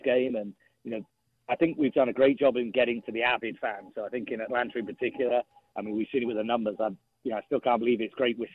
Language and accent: English; England, United Kingdom; moved away; as an Englishman